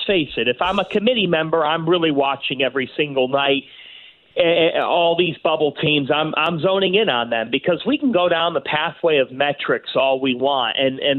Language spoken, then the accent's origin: English; Cleveland, Ohio, United States; born or raised there